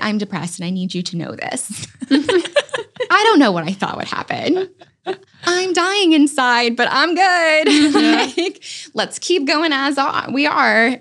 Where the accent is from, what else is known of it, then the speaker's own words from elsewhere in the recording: Virginia, United States; now in North Carolina, United States; I'm actually from Virginia